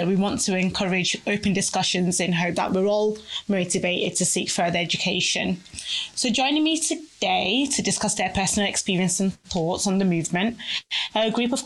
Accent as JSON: {"language": "English", "town": "Manchester", "region": "North West England", "country": "United Kingdom", "tie": "born or raised there", "also_born_or_lived": "Nigeria / Oldham / Nottingham", "said": "I moved to Manchester, sunny Manchester, when I was 7 years old."}